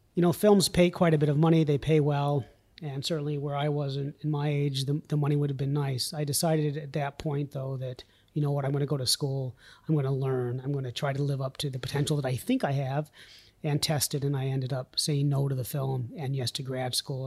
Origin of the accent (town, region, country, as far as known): Vermont, United States; born or raised there; also born or lived in New York City